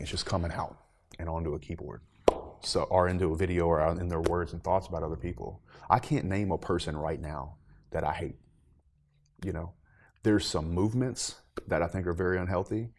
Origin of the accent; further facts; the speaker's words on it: the South, United States; growing up in the South